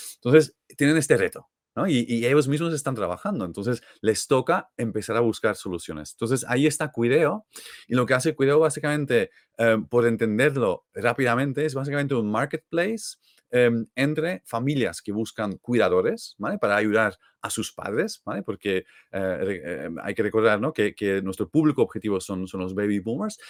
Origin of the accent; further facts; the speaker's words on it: Belgium; Spanish is a second language; moved away as an adult; now in Barcelona, Spain; no soy de aquí de toda la vida, así que yo soy de Bélgica